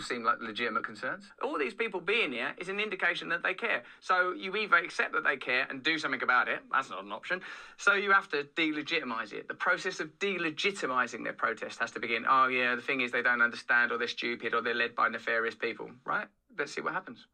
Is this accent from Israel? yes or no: no; England, United Kingdom; I'm English